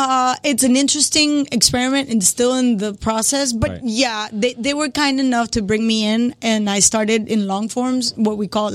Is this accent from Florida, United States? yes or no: yes; Hialeah, Florida, United States; So I come from Hialeah. Remember when Telemundo used to be at the warehouses in Hialeah?